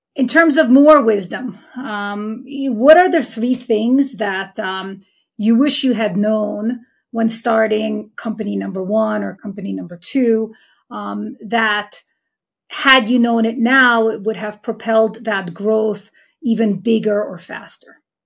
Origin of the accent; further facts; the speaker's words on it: New York City, New York, United States; my hometown of Queens, New York